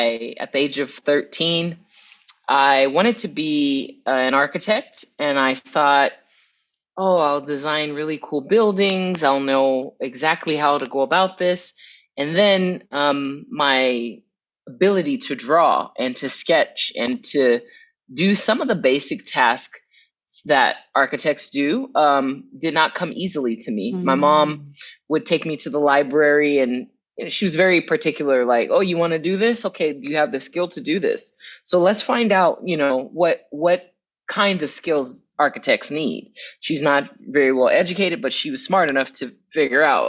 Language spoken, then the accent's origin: English; Southern California, United States; where I'm from, right, in Southern California, I grew up immersed in Spanish and the surrounding community